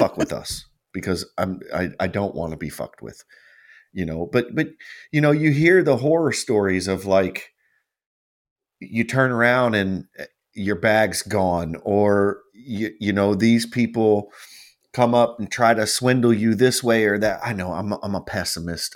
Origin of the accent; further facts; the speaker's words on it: United States; we're from America